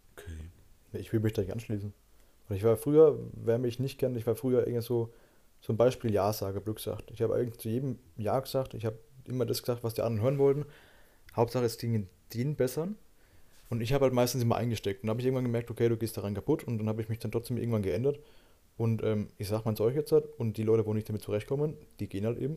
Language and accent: German; Germany; bei uns in Deutschland